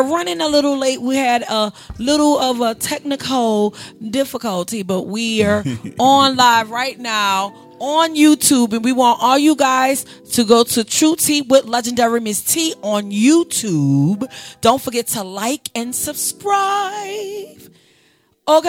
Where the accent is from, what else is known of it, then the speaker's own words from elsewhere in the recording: New Orleans, Louisiana, United States; I'm a woman from New Orleans because I came up on those same terms